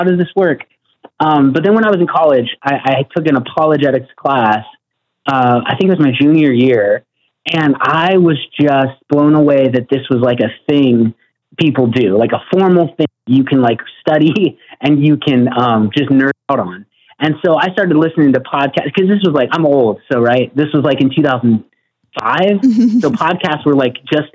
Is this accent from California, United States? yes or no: no; Northern Arizona, United States; I'm from Northern Arizona, which was founded by Mormons